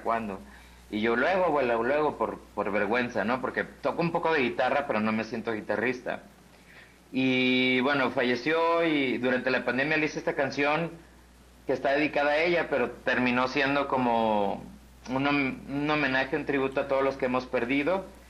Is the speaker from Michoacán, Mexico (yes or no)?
no; Guadalajara, Jalisco, Mexico; now in Mexico City, Mexico; Yo soy de acá de Guadalajara, pero vivo allá